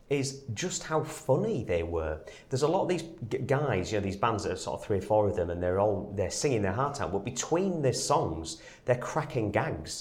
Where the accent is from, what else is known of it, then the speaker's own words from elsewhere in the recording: England, United Kingdom; I'm English